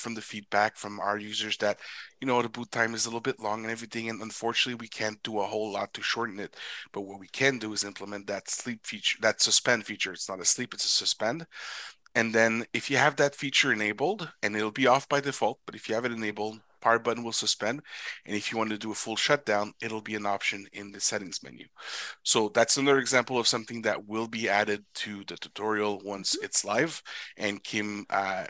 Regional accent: Canada; I'm Canadian

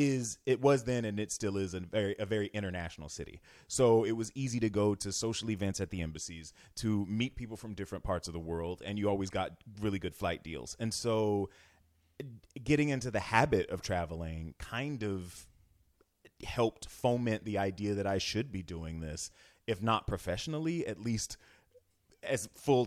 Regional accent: Florida, United States; I'm from Florida. So, when I was a foreign exange student when I was 16 years old.

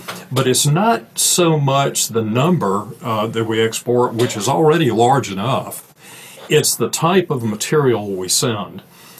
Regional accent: United States

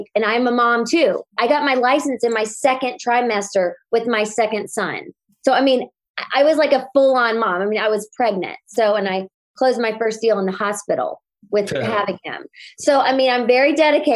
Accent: North Carolina, United States; moved away as an adult; now in Los Angeles, United States; I live in Los Angeles and actually in Brentwood, but I'm from North Carolina. I've been here 14 years

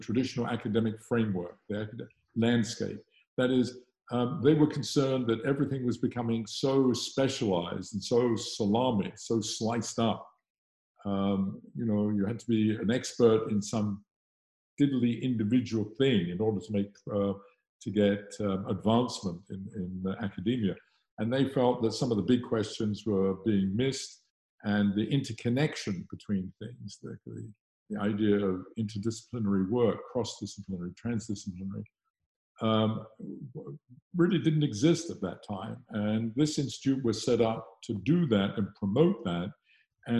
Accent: South West England, United Kingdom; moved away as an adult; now in Los Angeles, United States; I'm British. I was born in the west of England, and I got on my entire education in the UK

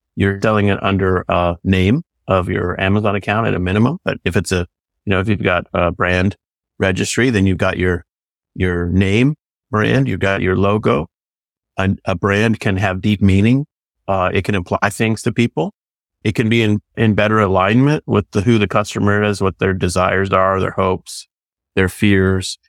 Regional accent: California, United States; I'm from California.

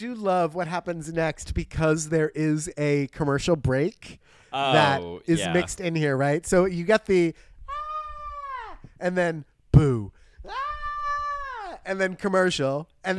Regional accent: Bergen County, New Jersey, United States; moved away; when I was home from Paramus.

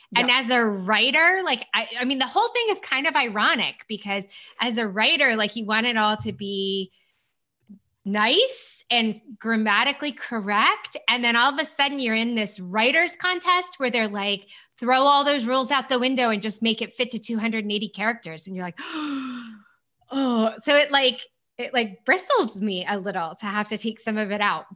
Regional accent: United States; me being American

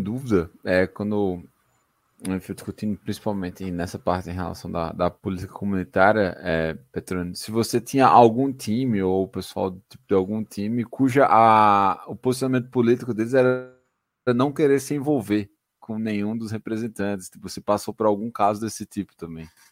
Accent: Campina Grande, Paraíba, Brazil; also born or lived in São Paulo; eu tô falando de São Paulo, mas eu sou de Campina Grande

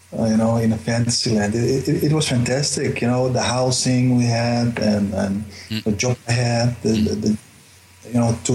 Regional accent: Amsterdam, North Holland, Netherlands; also born or lived in Paramaribo, Suriname / United States; now in Zoetermeer, Netherlands; Amsterdam, I grew up there. That's my home city.

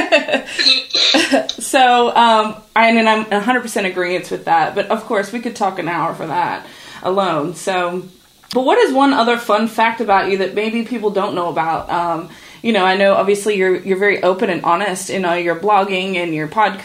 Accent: Australia; I grew up in Australia

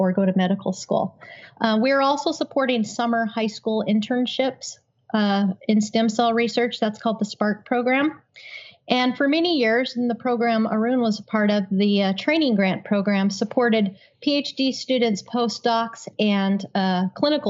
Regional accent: Utah, United States; I grew up in Utah

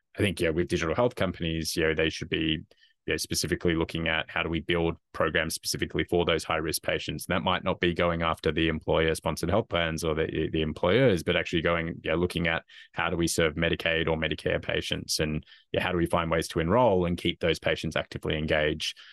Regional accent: Australia; moved away; as probably can, people can probably tell from my accent, originally from Australia

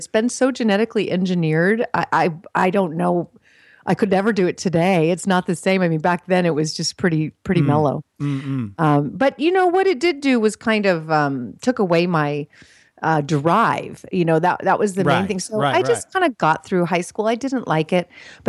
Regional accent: California, United States; also born or lived in Switzerland; growing up in California

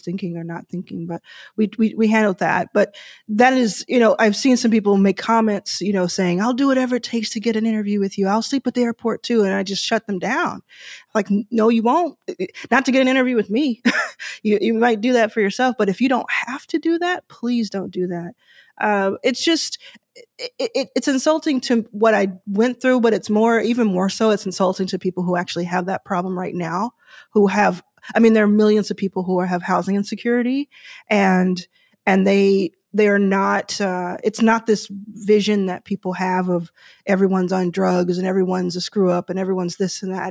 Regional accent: Dallas, Texas, United States; also born or lived in Houston / Austin; I grew up in Dallas

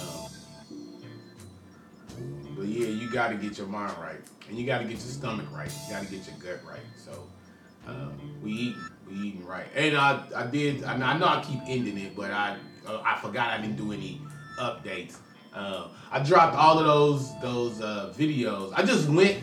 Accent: Richmond, California, United States; a rapper from Richmond, California

